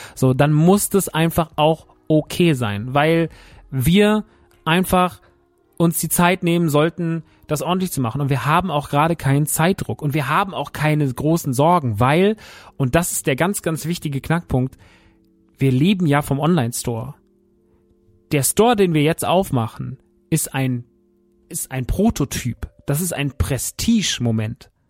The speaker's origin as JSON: {"language": "German", "town": "Rodgau", "region": "Hesse", "country": "Germany", "tie": "born or raised there", "said": "wir sind mitten im Rottgau. Wir sind mitten da, wo ich groß geworden bin"}